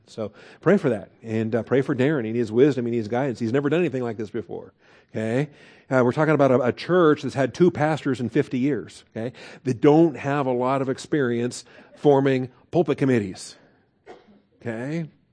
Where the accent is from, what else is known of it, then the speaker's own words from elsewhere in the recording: United States; we had it here as American Christians